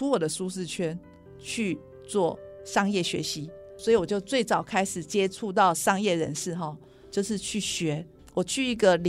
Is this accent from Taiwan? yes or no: yes; Taiwan; 我还想做的一件事就是改变我们台湾人买保健食品的方法。